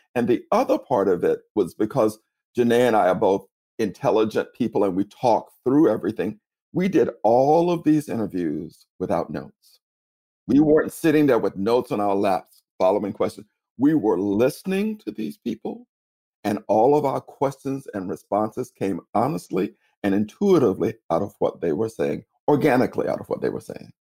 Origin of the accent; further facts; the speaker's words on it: Tallahassee, Florida, United States; accent: Southern; now in New York City, United States; I'm from originally from Tallahassee, Florida